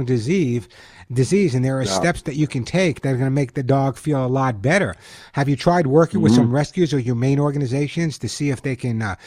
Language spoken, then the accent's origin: English; East Coast, United States; now in California, United States; I grew up on the East Coast